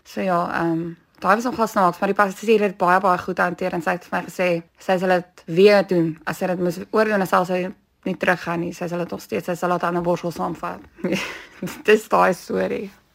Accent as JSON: {"language": "Afrikaans", "town": "Bellville", "region": "Western Cape", "country": "South Africa", "tie": "born or raised there", "said": "Ek het hier grootgeword in Bellville gebore"}